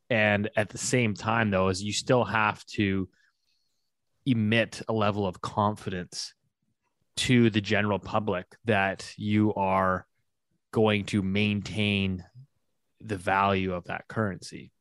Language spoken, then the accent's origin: English; Canada; as a Canadian